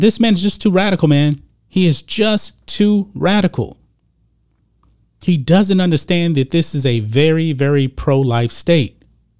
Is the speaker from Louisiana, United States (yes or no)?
no; Texas, United States; I'm a Texan. I'm a born and raised Texan. I actually spent the majority of my life here in Texas